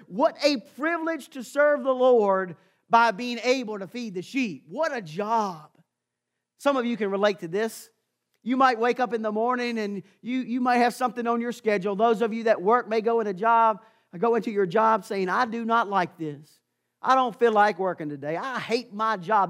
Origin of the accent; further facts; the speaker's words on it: Amherst County, Virginia, United States; I had the privilege of growing up in Amherst County